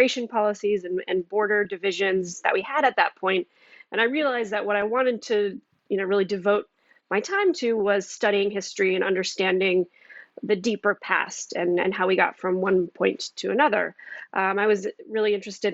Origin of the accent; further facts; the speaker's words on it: Boulder, Colorado, United States; I grew up in Boulder, Colorado